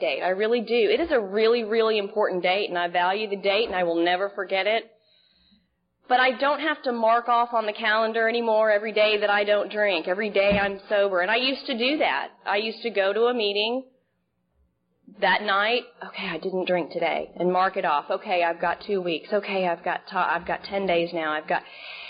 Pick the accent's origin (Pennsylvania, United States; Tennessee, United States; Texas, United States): Texas, United States; Dallas; moved away as an adult; also born or lived in Dana Point, California; now in Seal Beach, United States; I'm originally from Dallas, Texas